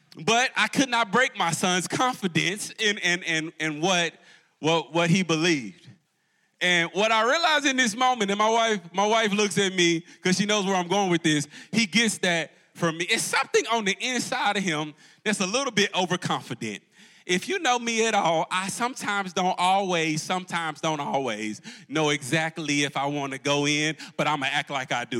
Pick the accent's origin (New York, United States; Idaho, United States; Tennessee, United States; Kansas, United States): Tennessee, United States; Jackson; moved away as an adult; now in Charlotte, United States; I'm actually a Jackson, Tennessee boy